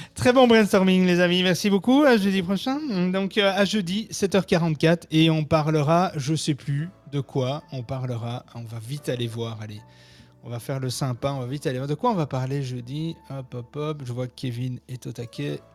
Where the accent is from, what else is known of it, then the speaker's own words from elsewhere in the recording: Belgium; also born or lived in Brussels; chez nous en France, oh, en Belgique